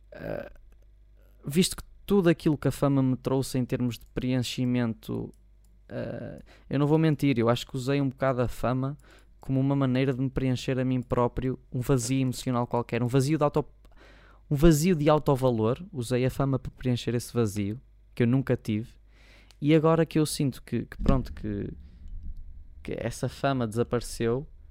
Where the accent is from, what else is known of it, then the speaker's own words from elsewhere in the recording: Maia, Norte, Portugal; por acaso sou daqui, sou da Maia